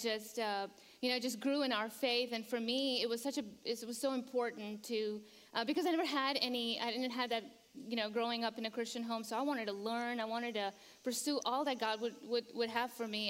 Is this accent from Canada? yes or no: no; Kuwait; now in Charlotte, United States; So we grew up in Kuwait. You know, our parents. Uh, immigrated from uh, from Pakistan, and uh, we, the, you know, mom and dad just kind of set their roots in in uh, in Kuwait, and uh, we were all born there